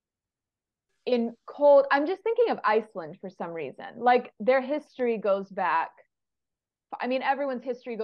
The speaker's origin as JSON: {"language": "English", "region": "Southern California", "country": "United States", "moved": "yes", "lives_now": "Michigan, United States", "said": "I'm from Southern California."}